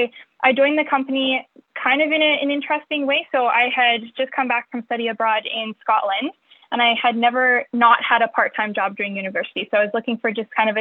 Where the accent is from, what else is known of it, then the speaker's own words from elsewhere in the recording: Calgary, Alberta, Canada; I'm born and raised in Calgary, which we're currently located in right now